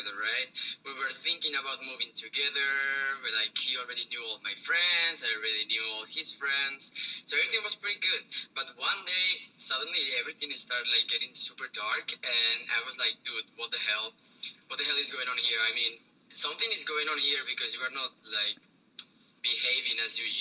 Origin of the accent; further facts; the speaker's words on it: Spain; English is a second language; moved away as an adult; now in China; I'm from Spain